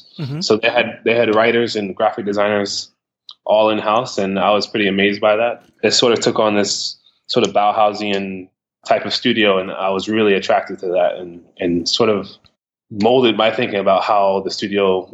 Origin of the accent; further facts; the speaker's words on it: New York, United States; also born or lived in Ohio; now in Brooklyn, United States; I'm actually from New York.